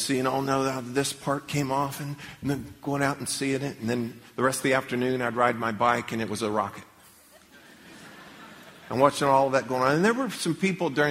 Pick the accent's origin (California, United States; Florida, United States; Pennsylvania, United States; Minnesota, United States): Florida, United States; Leesburg; When I was a little kid growing up, I grew up in Leesburg